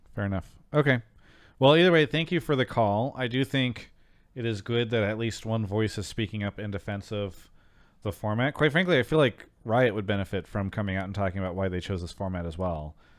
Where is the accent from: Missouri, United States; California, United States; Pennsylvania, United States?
California, United States; Temecula; I grew up, uh, for s, many years in Temecula